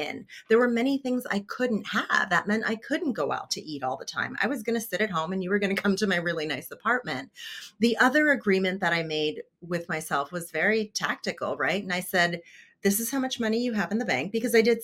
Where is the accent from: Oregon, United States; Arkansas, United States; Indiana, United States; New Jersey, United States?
New Jersey, United States; I grew up in poverty in New Jersey